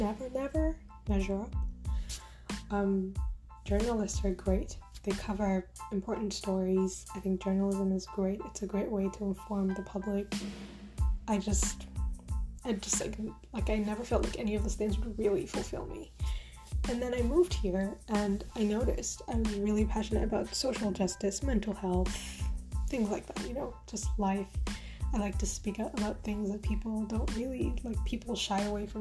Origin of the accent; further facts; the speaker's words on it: Uganda; moved away as an adult; now in Canada; I grew up in Uganda, in Jinja. Well, technically Buikwe. I grew up in Bukaya.